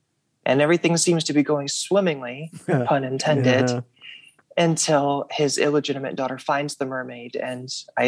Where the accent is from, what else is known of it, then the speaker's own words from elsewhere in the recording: Russellville, Arkansas, United States; also born or lived in Fayetteville, Arkansas; when I was growing up in Russellville, Arkansas